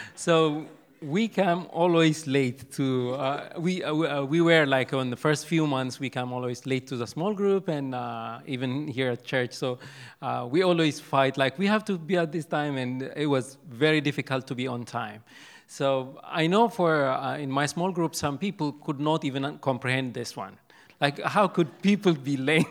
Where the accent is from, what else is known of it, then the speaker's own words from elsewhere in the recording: Ethiopia; first language Amharic; English is a second language; moved away as an adult; now in United States; I'm from Ethiopia. I speak Amharic